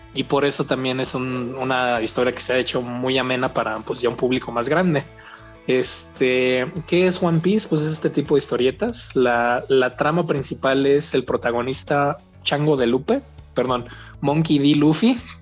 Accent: Mexico; soy de México

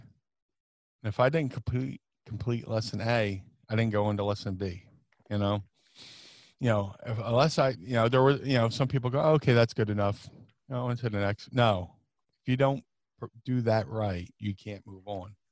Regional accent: Atlantic City, New Jersey, United States; also born or lived in Philadelphia / Ohio; I grew up in Atlantic City, it's very diverse

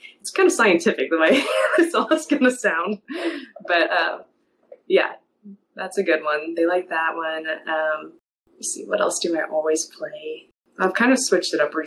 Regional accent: Kansas City, Missouri, United States; I'm from Kansas City.

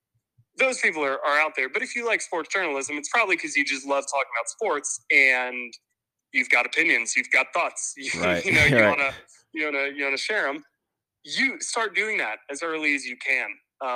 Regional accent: Marietta, Georgia, United States; also born or lived in Atlanta; So I grew up in Atlanta. Unfortunately, not born here, but essentially my entire life.

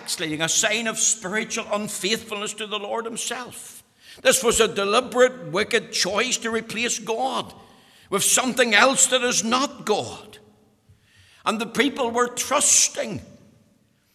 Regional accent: Bushmills, Northern Ireland, United Kingdom; I'm from Bush Mills, as you know, and we talk about the weans there

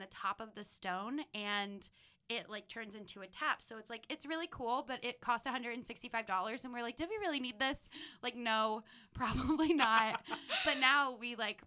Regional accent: Pennsylvania, United States; moved away as an adult; now in Portland, United States; I'm originally from Pennsylvania. I moved out here 3 years ago to become a food photographer.

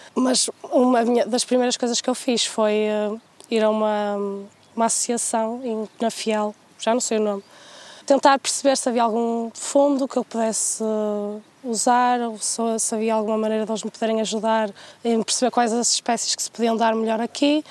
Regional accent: Penafiel, Norte, Portugal; Estamos no sítio onde eu cresci e, e os meus pais me criaram, que é em Castelões, em Penafiel

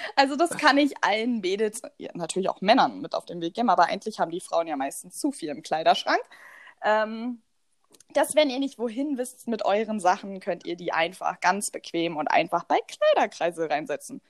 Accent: eastern Germany, East Germany, Germany; Bei uns im Osten

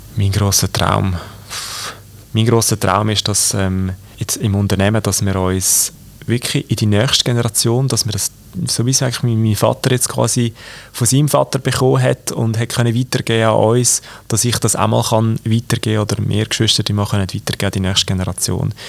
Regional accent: Aargau, Switzerland; Grossrat jetzt bei uns im Aargau

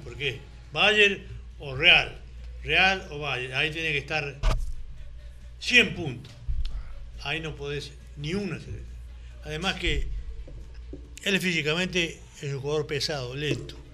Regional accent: Villa María, Córdoba, Argentina; moved away as an adult; now in Colombia; me he ido a mi pueblo, a mi ciudad, Villa María, Córdoba

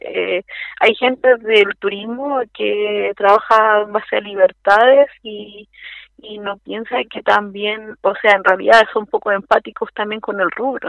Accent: Santiago, Santiago Metropolitan Region, Chile; yo soy de Santiago

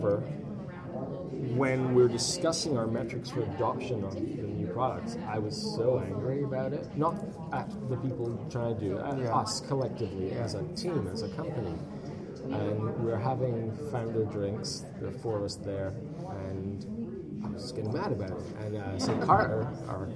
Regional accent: Canada; being Canadian

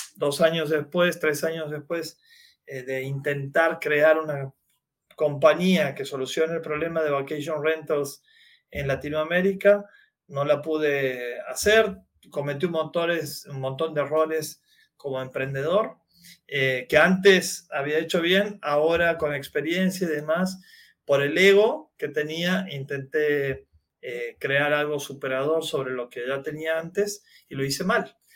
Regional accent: Argentina; soy del interior de la Argentina, He nacido hace 47 años

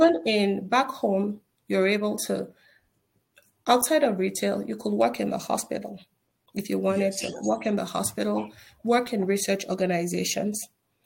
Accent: Northern Nigeria, Nigeria; moved away as an adult; now in United States; I was born and raised in Nigeria.

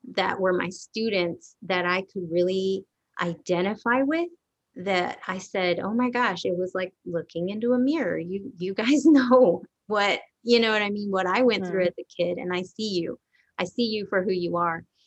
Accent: Garland, Texas, United States; also born or lived in Dallas, Texas; I grew up all around this area, Garland actually

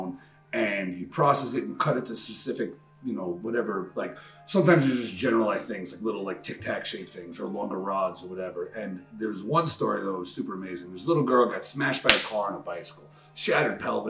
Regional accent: New York City, New York, United States; I'm from Queens

